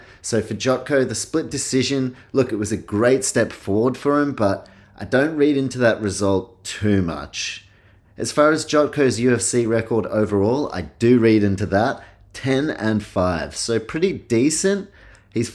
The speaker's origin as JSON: {"language": "English", "country": "New Zealand", "also_born_or_lived": "Australia", "said": "I guess I identify as I'm Kiwi, Aussie, and yeah, grandparents Polish."}